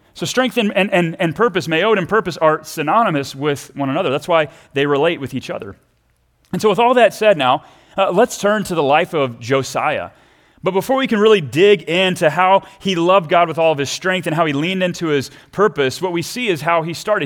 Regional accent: Texas, United States; I grew up down in Texas

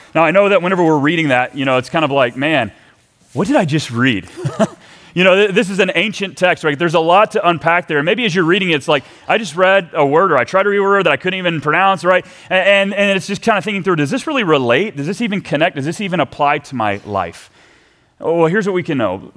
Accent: Texas, United States; now in Minnesota, United States; as a Texan

